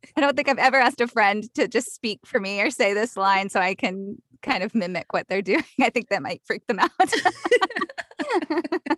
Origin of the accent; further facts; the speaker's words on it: the South, United States; accent: Southern; I grew up in the South, so Southern accents are, come really easily to me